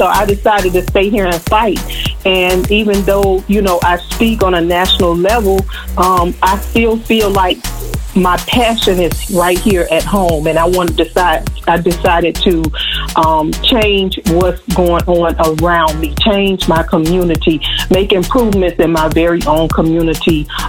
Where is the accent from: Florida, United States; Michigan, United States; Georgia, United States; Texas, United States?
Florida, United States; Miami-Dade County; I've been a long-time resident of Miami-Dade County, graduated all through high school, middle school, and I graduated from a college right here, Florida Memorial University.